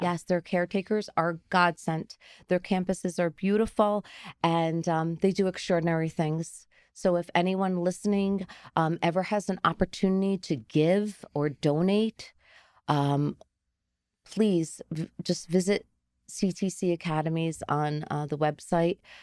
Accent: Garfield, New Jersey, United States; I grew up in Garfield

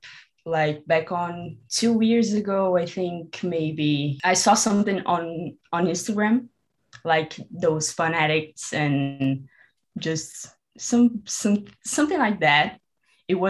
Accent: Brazil; I'm from Brazil

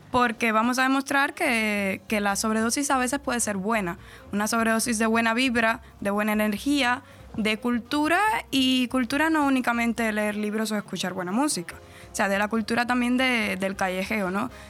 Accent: central-eastern Cuba, Cuba; Sí, yo soy de la zona centrooriental.

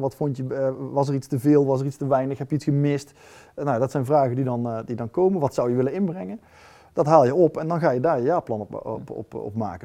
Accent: North Brabant, Netherlands; ik kom uit Brabant en dan resulteert dat bij ons in een rood-wit geblokt doekje

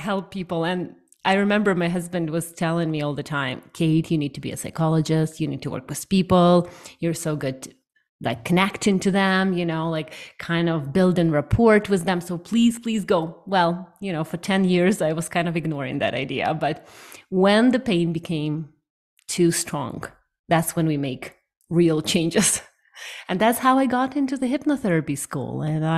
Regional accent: Ukraine; now in Canada; 7 years ago, I moved to Canada from Ukraine, and it has been one of the most transformational experiences for me, learning, diving deep into the different country, different culture

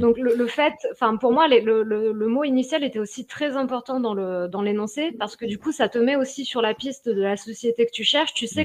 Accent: Lyon, Auvergne-Rhône-Alpes, France; moi je suis lyonnaise, Limonade est juste à côté de chez moi

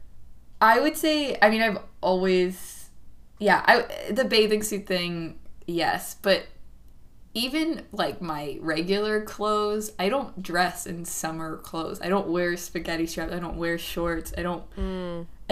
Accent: Southern California, United States; I'm from Southern California, so it was always really fucking hot

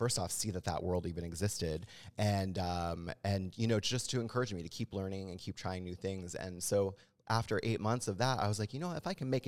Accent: Halifax, Nova Scotia, Canada; moved away as an adult; also born or lived in Toronto; I'm actually from Canada originally, from Halifax, the east coast of Canada. Was where I grew up.

